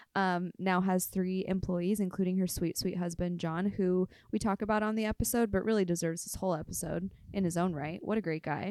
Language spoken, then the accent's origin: English; Inland Empire, Riverside County, California, United States; I'm from the Inland Empire